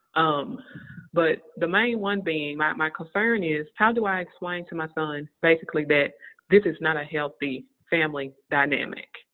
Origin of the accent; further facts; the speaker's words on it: the South, United States; We're all from the same area. We're from the South